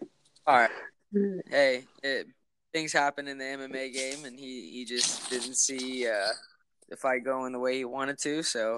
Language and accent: English; Warsaw, Indiana, United States; originally from Warsaw, Indiana.